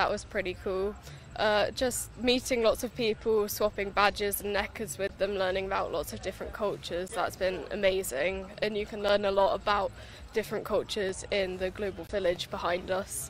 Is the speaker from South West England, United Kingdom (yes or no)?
yes; Marlborough, South West England, United Kingdom; from Marlborough in Wiltshire.